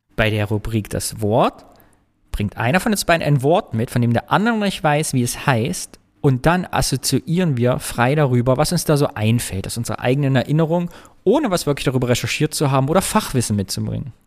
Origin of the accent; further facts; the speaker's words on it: East Germany, Germany; als Ostdeutscher